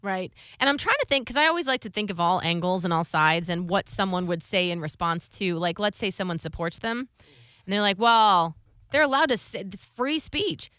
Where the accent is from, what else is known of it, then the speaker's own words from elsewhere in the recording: Ohio, United States; I grew up in in Ohio